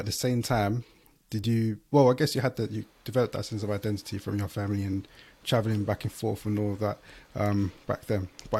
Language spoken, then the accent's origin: English; Liverpool, North West England, United Kingdom; So I want to talk about what the community was like growing up in Liverpool